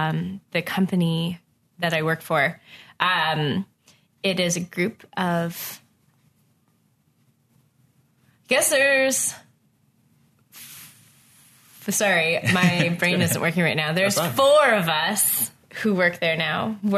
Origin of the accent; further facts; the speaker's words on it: Atlantic Canada, Canada; now in Ottawa, Canada; But it's probably because I'm coming from the East Coast, which is small and doesn't have very much money, so it stays pretty much